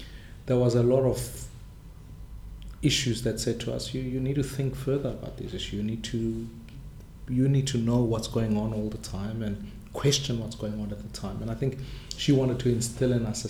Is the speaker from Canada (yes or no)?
no; Soweto, Gauteng, South Africa; English is a second language; I grew up in Soweto, right at the height of apartheid